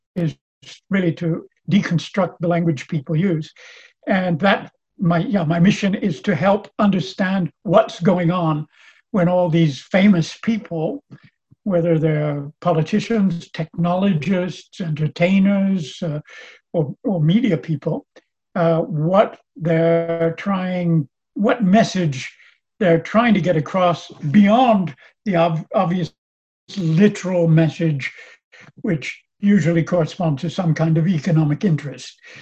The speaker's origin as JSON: {"language": "English", "town": "Los Angeles", "region": "California", "country": "United States", "tie": "born or raised there", "also_born_or_lived": "Chicago, Illinois / Oxford, England", "moved": "as an adult", "lives_now": "France", "said": "i was born in chicago grew up in in california"}